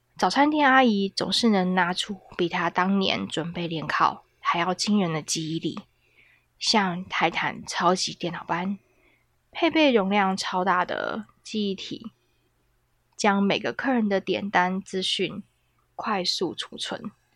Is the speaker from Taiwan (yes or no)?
yes; Taiwan; 可是我们台湾人的传统的食物就是饭、米饭。